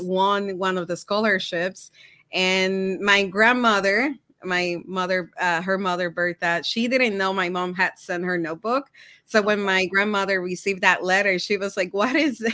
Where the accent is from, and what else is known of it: Puerto Rico; moved away as an adult; now in Minnesota, United States